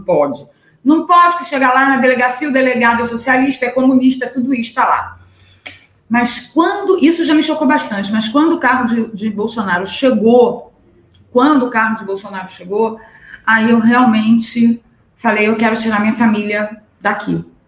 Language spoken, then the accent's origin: Portuguese; Niterói, Rio de Janeiro, Brazil; lá na minha cidade, em Niterói